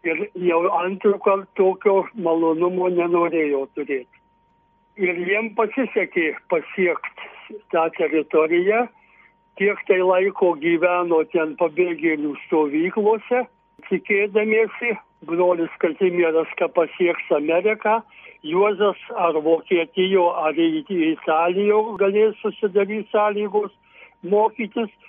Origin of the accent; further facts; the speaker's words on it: Višakio Rūda, Marijampolė County, Lithuania; Mes gausi šeima, šešių vaikų šeima gyvenom iš mamos tėvų paveldėtam 14 hektarų ūkija Višakio Rūdos kaime.